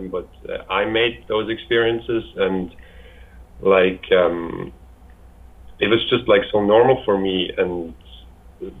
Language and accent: English; Switzerland; I'm from Switzerland